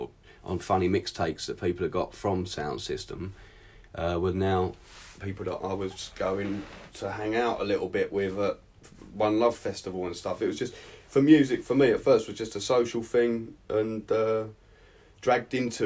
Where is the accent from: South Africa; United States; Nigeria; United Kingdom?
United Kingdom; Southend-on-Sea, East of England; now in Portugal; South End, Essex